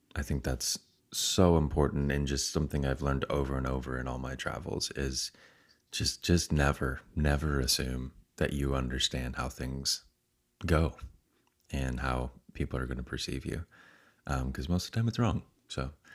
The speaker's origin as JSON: {"language": "English", "country": "United States"}